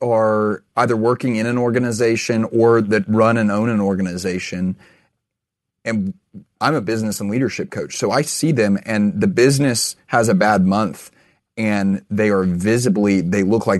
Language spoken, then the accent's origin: English; Texas, United States; I'm from Texas